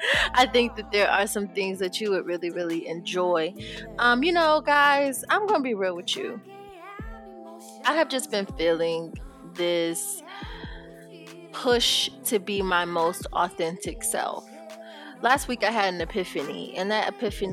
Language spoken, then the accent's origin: English; Rochester, New York, United States; I'm from Rochester and not from Brooklyn